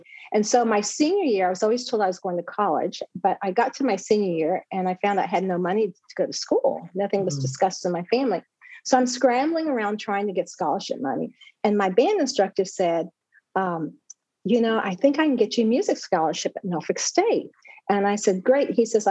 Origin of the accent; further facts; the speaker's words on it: Philippines; Oh, monsoon season was the rainy season. Yes. Okay. Yeah. Very hot and humid. And mm-hmm. If you can believe it, we lived there without air condition.